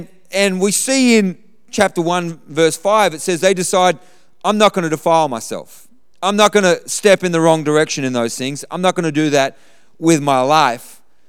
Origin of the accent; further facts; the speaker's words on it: Australia; I look across this room, we grew up in Australia.